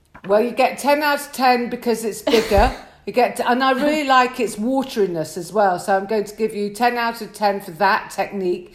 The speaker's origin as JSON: {"language": "English", "region": "London", "country": "United Kingdom", "also_born_or_lived": "Manchester", "said": "I've done Manchester, but I'm a Londoner"}